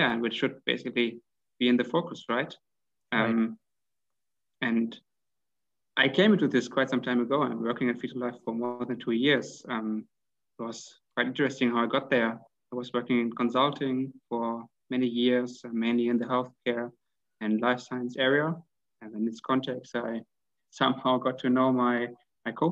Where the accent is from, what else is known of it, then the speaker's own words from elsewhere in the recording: Hanover, Lower Saxony, Germany; now in Vienna, Austria; From Germany, actually. From a city called, which is called Hanover. It's quite close to Hamburg.